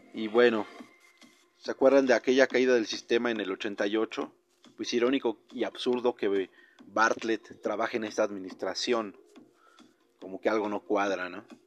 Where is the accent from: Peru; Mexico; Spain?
Mexico